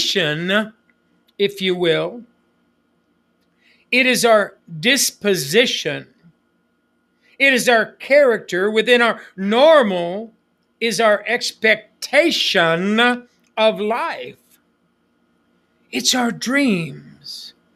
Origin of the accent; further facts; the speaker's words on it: United States; moved away; I was raised on the Apache Reservation